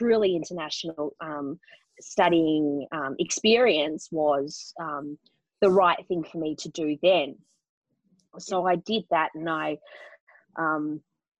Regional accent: Melbourne, Victoria, Australia; moved away as an adult; also born or lived in London; got a job in Melbourne, which is my hometown.

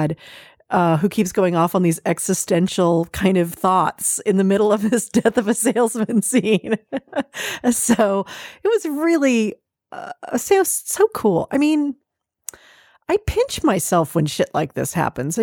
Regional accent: California, United States; I'm a Californian

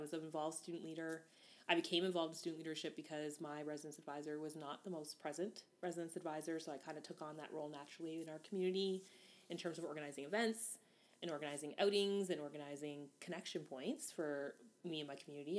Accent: Hamilton, Ontario, Canada; also born or lived in Guayaquil, Ecuador; Hamilton, Ontario is where I was born and raised and grew up

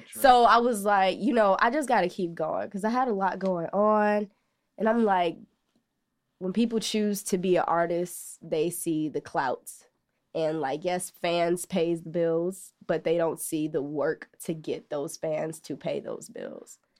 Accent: Chicago, Illinois, United States; growing up in Ashburn

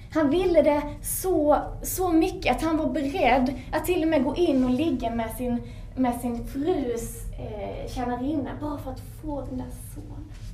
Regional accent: Sweden; som ung svensk

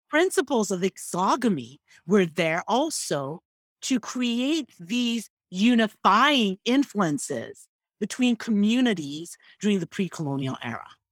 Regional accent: Igbo, Igboland, Nigeria; first language Igbo; English is a second language; I am Igbo. Mm, that is my nation.

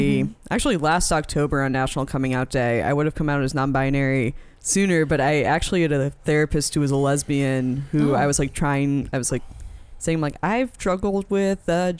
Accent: New York, United States; moved away as an adult; also born or lived in Indiana; I'm originally from New York, right outside of New York City.

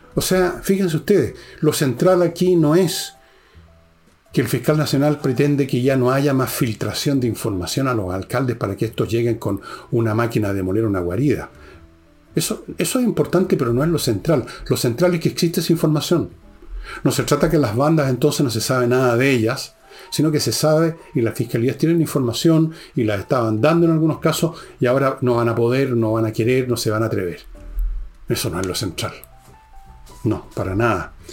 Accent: Chile

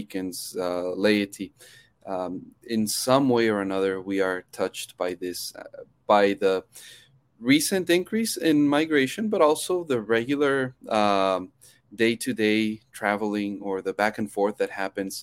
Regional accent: Chihuahua, Mexico; also born or lived in United States; now in El Paso, United States; So actually, I grew up in Mexico. I was born in the States, but then grew up in Chihuahua City

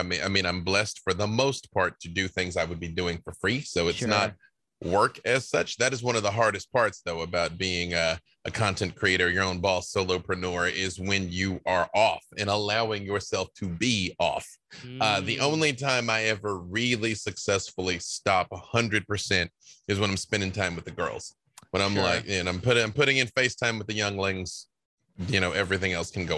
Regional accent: Little Rock, Arkansas, United States; also born or lived in Atlanta, Georgia; now in Los Angeles, United States; I'm from Little Rock, Arkansas

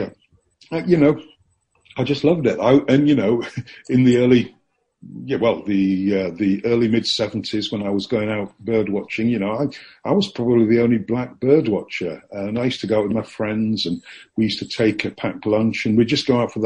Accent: Yorkshire and the Humber, United Kingdom; moved away; I'm from Yorkshire

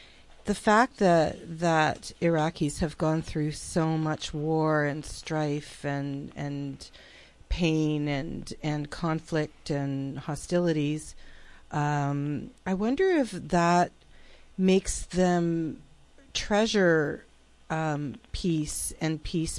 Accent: Canada; growing up in Canada, I've completely taken for granted living in a peaceful place. It's that just I have never experienced war here in my home country.

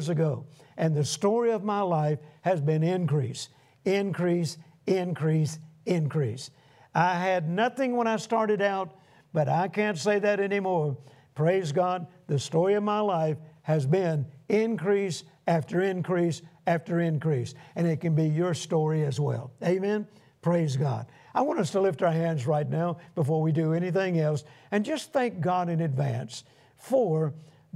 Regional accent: United States; being an American

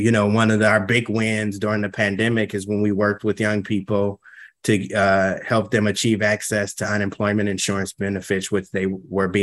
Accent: St. Paul, Minnesota, United States; I grew up in St. Paul. I grew up in the Frogtown neighborhood

